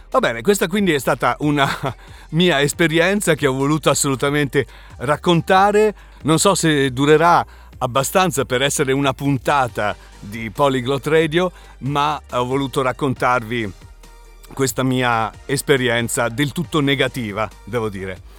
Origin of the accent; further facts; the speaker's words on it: Spain; now in Italy; Quindi le banche mi dicevano no, io non, non, ti posso aprire un conto corrente da spagnolo, possiamo soltanto aprirti un conto corrente da straniero che si trova momentaneamente nel nostro paese.